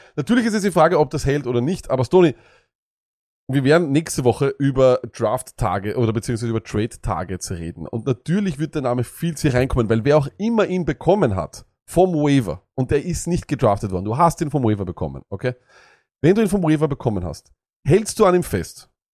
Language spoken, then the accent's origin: German; Austria; also born or lived in Vienna; Auch für uns als Österreicher